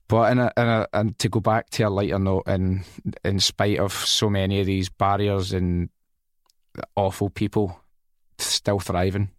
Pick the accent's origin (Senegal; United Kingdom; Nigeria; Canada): United Kingdom; Scotland; also born or lived in England / Spain; I am Scottish